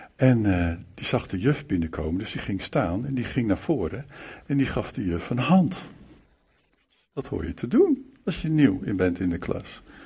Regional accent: Malang, East Java, Indonesia; in Malang, waar ik ben geboren overigens, in die, eh, in die plaats

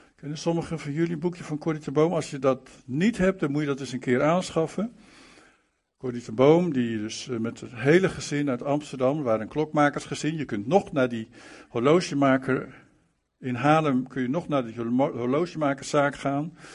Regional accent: Malang, East Java, Indonesia; in Malang, waar ik ben geboren overigens, in die, eh, in die plaats

